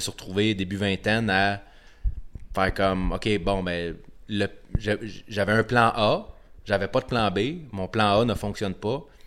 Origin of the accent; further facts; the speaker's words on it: Quebec, Canada; je suis québécois